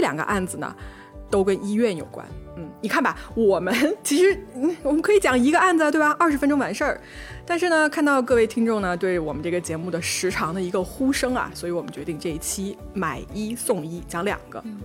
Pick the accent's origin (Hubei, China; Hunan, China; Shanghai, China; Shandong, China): Hunan, China; Changsha; accent: southern; 我是长沙人啊， 我南方人， 所以我这个前后鼻音不分